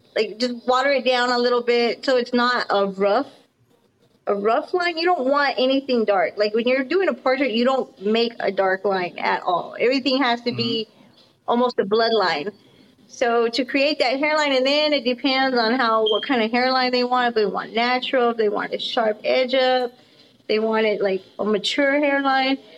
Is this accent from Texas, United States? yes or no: yes; Austin and El Paso, Texas, United States; moved away as an adult; now in Denton, United States; I'm from Austin and El Paso. every city I lived in has been like a, a very humongous city